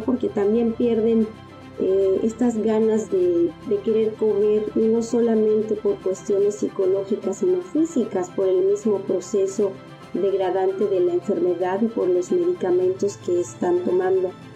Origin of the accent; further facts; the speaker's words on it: Mexico; Como mexicanos